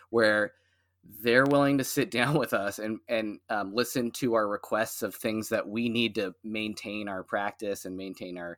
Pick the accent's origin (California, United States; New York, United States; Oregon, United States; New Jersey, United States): Oregon, United States; Portland; so I, you know, I moved here from out of the area. I came from the Portland area